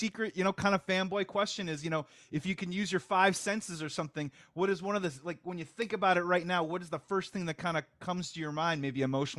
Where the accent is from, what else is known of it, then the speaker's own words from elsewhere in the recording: Chicago, Illinois, United States; I'm born and raised in Chicago.